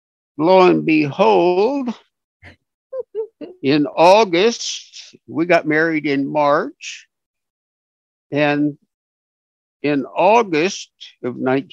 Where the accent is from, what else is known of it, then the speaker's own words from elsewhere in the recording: Fresno, California, United States; now in Concord, United States; Well, I was born and raised in Fresno, California, and went through school there and remained there until Uncle Sam decided that he would like to have my services.